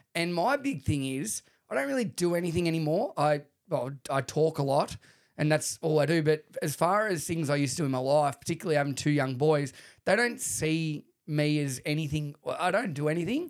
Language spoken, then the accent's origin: English; Shepparton, Victoria, Australia; I grew up with him in Shepparton